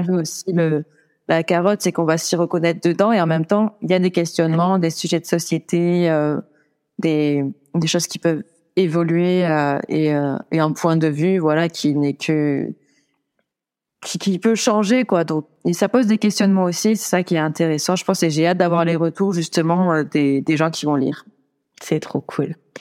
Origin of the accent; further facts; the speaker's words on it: Brive-la-Gaillarde, Nouvelle-Aquitaine, France; chez moi, à Brive-la-Gaillarde, d'où je viens